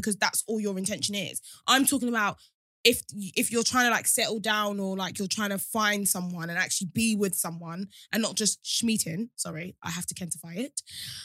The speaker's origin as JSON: {"language": "English", "area": "Kent", "region": "South East England", "country": "United Kingdom", "tie": "born or raised there", "said": "growing up in Kent"}